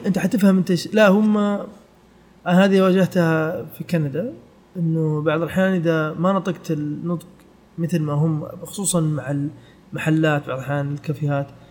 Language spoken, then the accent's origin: Arabic; Saudi Arabia; also born or lived in Canada / United Kingdom; احنا في السعوديه